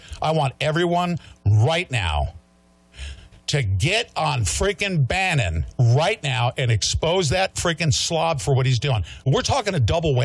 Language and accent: English; United States; I'm an American